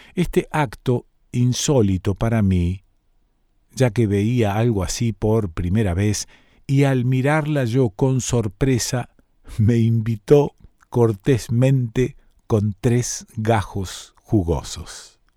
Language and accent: Spanish; Rosario, Santa Fe, Argentina; cómo somos los rosarinos, ¿no? Medio pueblerinos